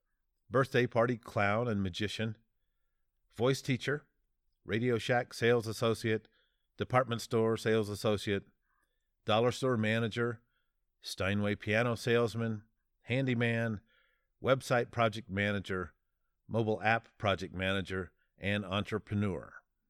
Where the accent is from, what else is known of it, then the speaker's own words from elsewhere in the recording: Tallahassee, Florida, United States; born there; now in Billings, United States; I was born in 1965 in Tallahassee, Florida. Since then, I've lived in California, Georgia, Tennessee, Ohio, and Montana, where I now reside near the city of Billings.